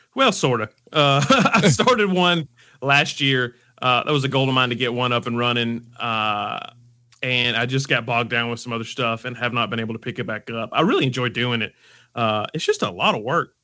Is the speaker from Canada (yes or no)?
no; Alabama, United States; I'm from Alabama. Uh, I've lived here my entire life